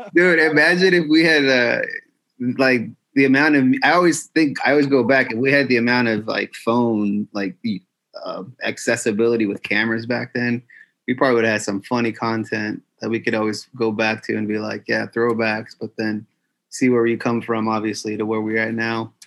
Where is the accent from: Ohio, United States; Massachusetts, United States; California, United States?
California, United States; Los Angeles; I grew up in California. I'm from Los Angeles